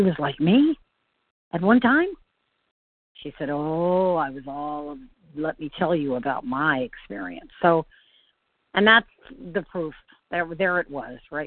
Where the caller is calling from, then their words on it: Floral City, Florida, United States; I am calling from Central Florida. Floral City.